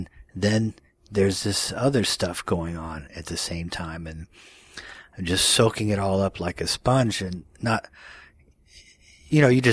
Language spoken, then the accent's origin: English; Dallas, Texas, United States; I grew up in the suburbs of Dallas, Texas